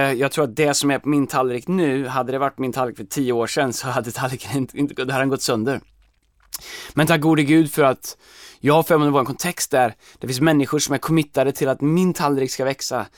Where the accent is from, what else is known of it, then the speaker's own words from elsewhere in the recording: Sweden; som svenskar